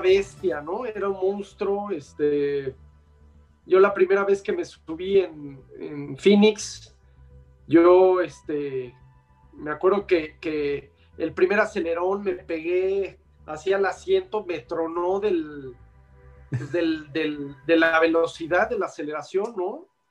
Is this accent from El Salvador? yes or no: no; Mexico; a mí me dio la oportunidad el ingeniero Oliveras como mexicano